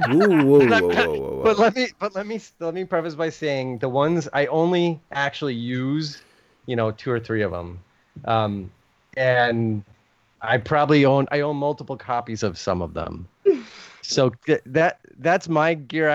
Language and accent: English; United States; I'm an American